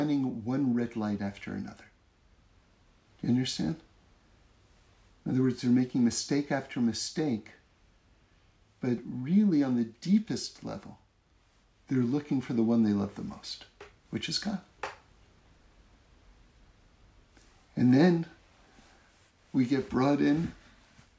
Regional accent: East Coast of America, Northeast, United States; now in Los Angeles, United States; I grew up on the East Coast of America, where there's four seasons, the Northeast, four seasons.

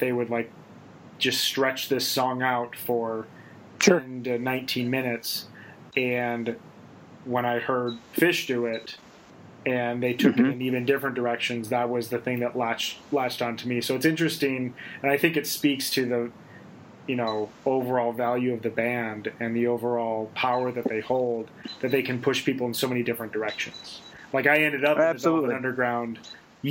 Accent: Midwest, United States; I came from the Midwest

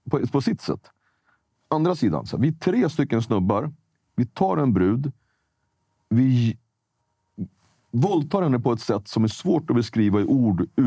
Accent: Sweden; born there; jag, jag är född i Sverige, men jag, jag har en annan färg.

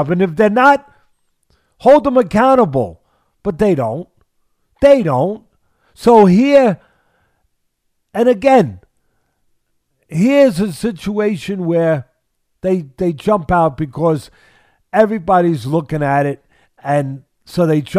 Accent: Missouri, United States; There it is, Missouri. All right, so I, I'm I'm from Missouri.

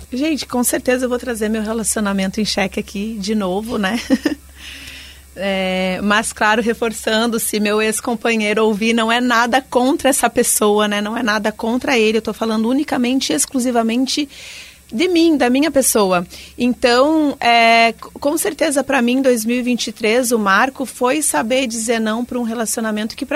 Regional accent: Rio Grande do Sul, Brazil; now in Joinville, Brazil; Eu sou gaúcha e se formar em jornalismo no Rio Grande do Sul é Deus no céu e RBS na terra, né?

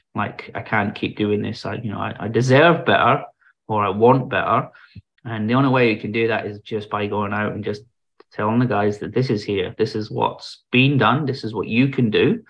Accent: Germany; born there; So I was born in Germany because my dad was in the British Forces.

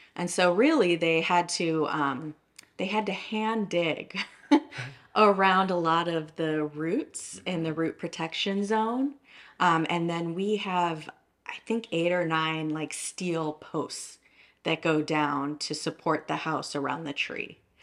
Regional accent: Downers Grove, Illinois, United States; moved away as an adult; also born or lived in Austin, Texas; I grew up in Downers Grove, Illinois

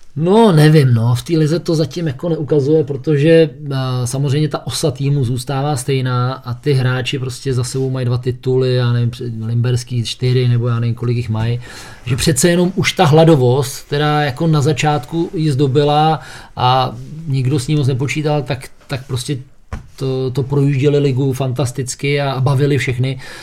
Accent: Liberec, Liberec Region, Czechia; jsem z Liberce

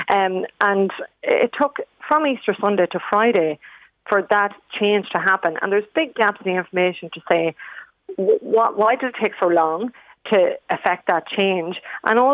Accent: Ireland; as Irish people

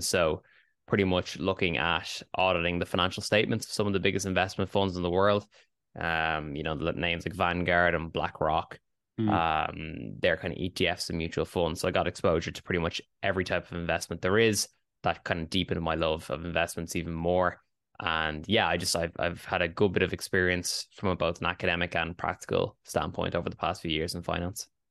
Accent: Dublin, Leinster, Ireland; I am born and raised in Dublin, Ireland

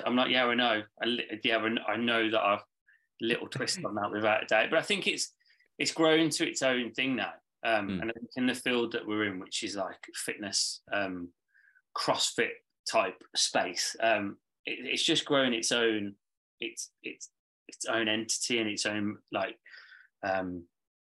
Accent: Birmingham, West Midlands, United Kingdom; moved away; I'm from Birmingham originally

